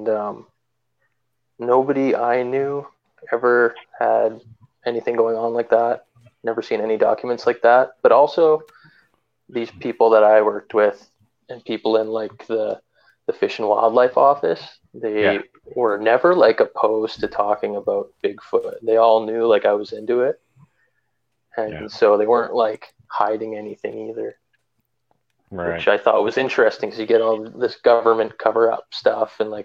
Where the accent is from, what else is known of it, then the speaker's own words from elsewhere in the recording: Canada; I'm from Canada